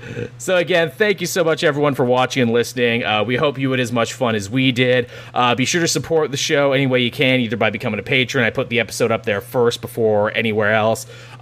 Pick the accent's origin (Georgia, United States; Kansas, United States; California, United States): Kansas, United States; I'm from Kansas originally. We have that phrase a lot where I'm from.